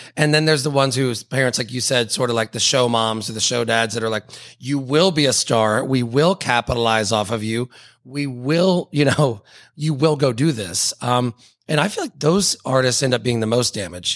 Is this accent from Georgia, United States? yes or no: yes; Atlanta, Georgia, United States; I'm from Atlanta